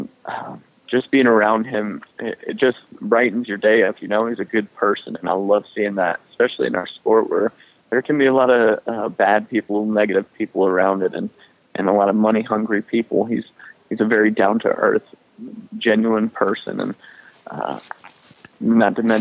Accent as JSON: {"language": "English", "region": "North Carolina", "country": "United States", "said": "I'm a North Carolinian, and I love Charlotte"}